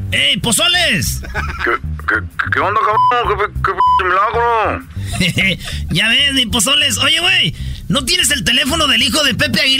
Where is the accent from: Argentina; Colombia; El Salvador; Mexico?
Mexico; Jalisco; Bueno, yo soy de Jalisco, no quiero decir exactamente de dónde por problemas personales